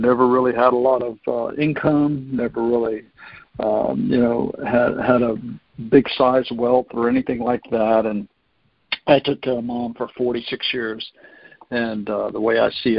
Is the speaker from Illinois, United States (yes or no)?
no; North Florida, United States; I actually grew up here in North Florida